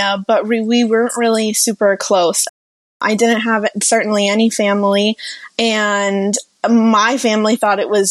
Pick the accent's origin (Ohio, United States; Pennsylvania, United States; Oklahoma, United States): Pennsylvania, United States; Pittsburgh; moved away as an adult; also born or lived in Mexico; now in New York, United States; I was born in Mexico and I came to the United States when I was 4 years old. And my family moved to the Pittsburgh area, Pittsburgh, Pennsylvania.